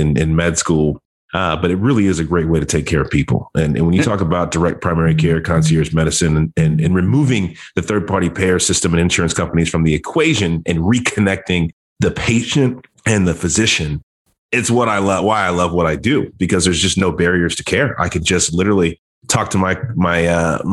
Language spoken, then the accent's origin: English; Dallas, Texas, United States; also born or lived in Dayton, Ohio; I grew up in Texas, spent the vast majority of my childhood in Dallas